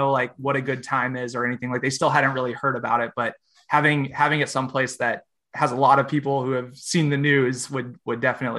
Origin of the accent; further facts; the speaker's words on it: United States; It's like, you're Canadian, we're obviously American, but it's like, we live so close together.